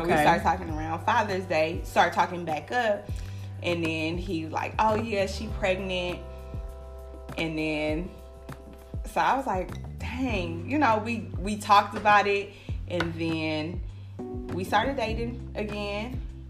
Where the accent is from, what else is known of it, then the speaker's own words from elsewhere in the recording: California, United States; I'm from California. So I said, oh, that's a Southern mindset too.